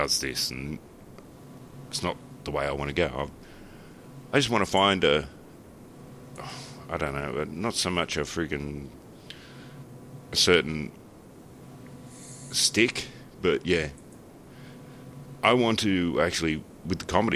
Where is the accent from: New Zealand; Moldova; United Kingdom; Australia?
Australia; a lot of my jokes are Australian based